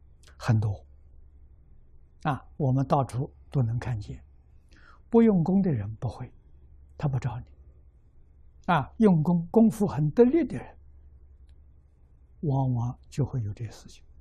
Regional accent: China; 我们中国人讲阴阳五行，讲这些气。

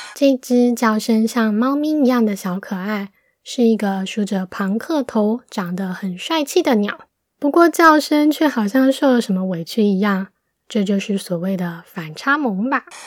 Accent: Taiwan; 很高兴自己身为台湾人，感受到和我生长的土地有所连结

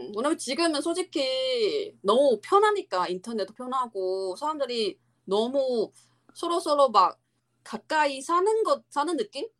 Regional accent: Taiwan; Korean is a second language; moved away; 우리나라 그 대만

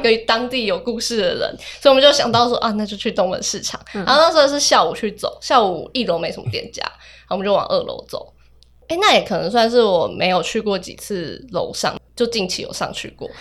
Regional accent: Hualien County, Taiwan; moved away as an adult; also born or lived in Hsinchu; 因为我是花莲人

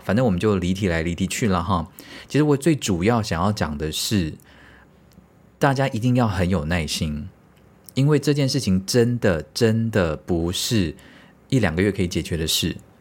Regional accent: Taiwan; 身为台湾人

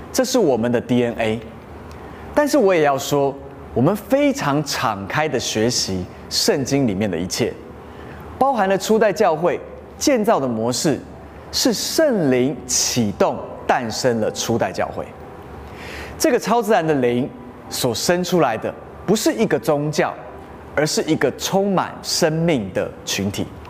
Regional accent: Taiwan; 在台湾的我们，其实相信的都是一样的

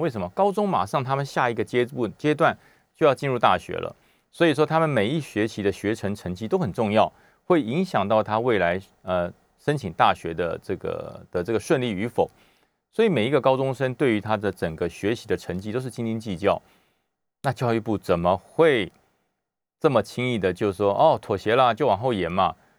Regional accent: Taiwan; 我们台湾人

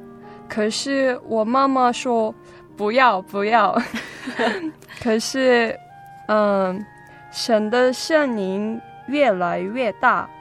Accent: South Korea; first language Korean; Chinese is a second language; 我是韩国光州教会的姐妹。嗯、呃，我今年二十一岁。

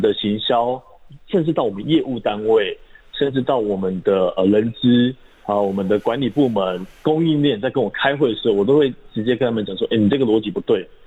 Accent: Taiwan; 我们来自于台湾这块土地，嗯。终将回归于台湾这块土地

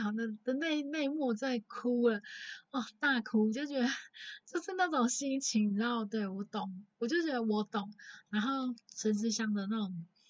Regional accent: Taichung, Taiwan; 我从小在大，台中长大，然后也没有所谓的爷爷奶奶，然后爸爸妈妈从小也很忙

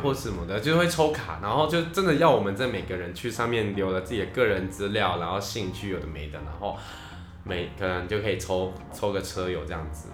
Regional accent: Yilan, Yilan County, Taiwan; now in Taipei, Taiwan; 我老家在宜兰

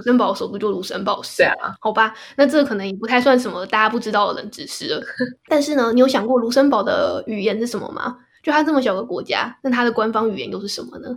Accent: Taiwan; now in Netherlands; 因为我已经离开台湾很久

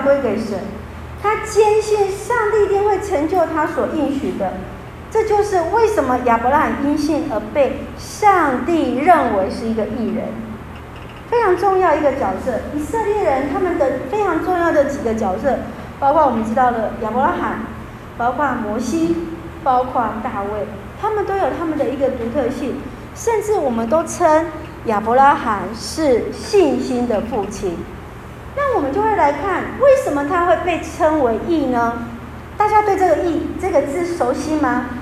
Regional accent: Taiwan; 我们台湾人的传统

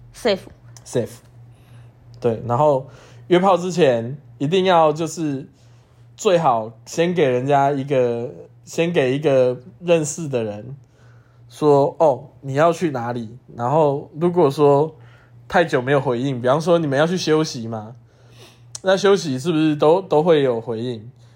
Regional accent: Taiwan; 我是台湾人嘛

